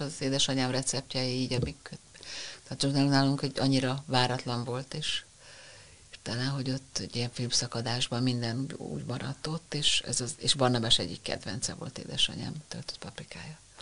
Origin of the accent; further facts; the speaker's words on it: Budapest, Hungary; gyönyörű hatalmas téglás tűzfalak a Ferenc térnél, és hát mi ott nőttünk fel